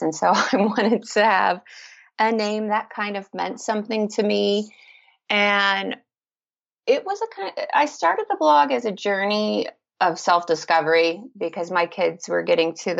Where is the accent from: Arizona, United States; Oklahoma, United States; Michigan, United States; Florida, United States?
Florida, United States; Naples; moved away as an adult; now in Roanoke, United States; I was actually originally born in Naples, Florida, and I lived there until I was 30, so most of my life